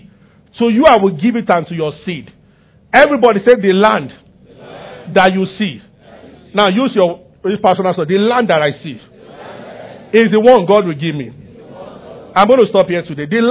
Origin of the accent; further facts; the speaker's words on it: Abuja, Federal Capital Territory, Nigeria; I grew up in Abuja